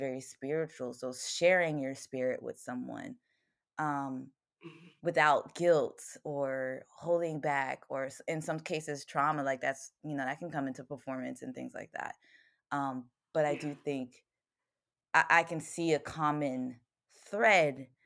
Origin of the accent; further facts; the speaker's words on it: Virginia, United States; moved away as an adult; also born or lived in Baltimore area; I grew up in Virginia